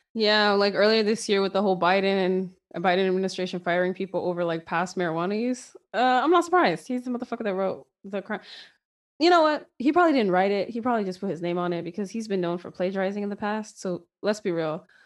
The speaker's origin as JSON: {"language": "English", "country": "United States", "said": "I'm an American"}